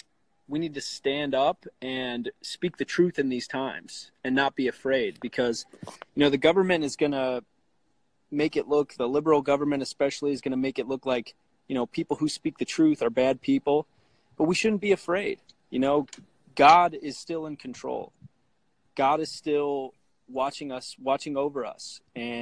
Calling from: Deerfield, Illinois, United States; So I'm from, I live in Deerfield, Illinois. It's a suburb of Chicago.

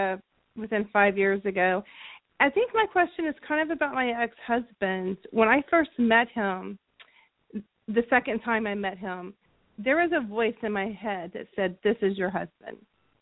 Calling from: Southern California, United States; I'm calling from Southern California.

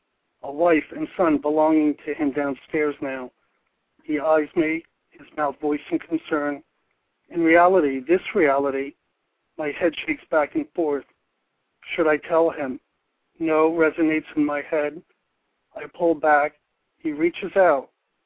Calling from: Pipersville, Pennsylvania, United States; Pipersville, Pennsylvania.

